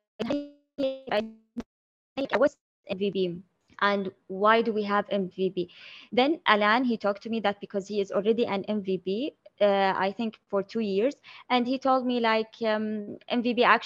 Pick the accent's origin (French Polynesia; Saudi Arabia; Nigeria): Saudi Arabia; I'm from Saudi Arabia, Middle East.